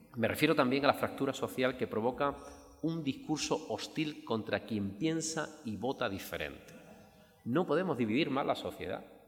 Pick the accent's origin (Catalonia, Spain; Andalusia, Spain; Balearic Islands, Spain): Andalusia, Spain; also born or lived in Alcalá de Guadaíra; me siento profundamente andaluz